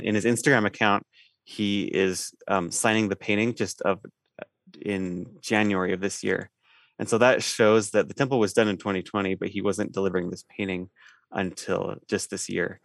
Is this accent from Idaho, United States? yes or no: yes; eastern Idaho, United States; I'm from, uh, eastern Idaho